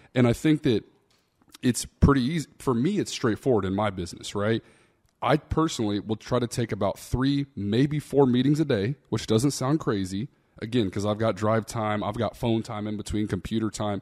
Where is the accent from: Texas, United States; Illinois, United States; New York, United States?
Texas, United States; Austin; I'm from Austin, Texas, man. I didn't come from much. You know, my dad worked three or four jobs growing up